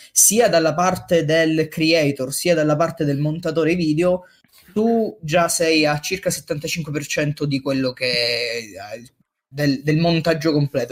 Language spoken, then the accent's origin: Italian; Messina, Sicily, Italy; io sono originario di Messina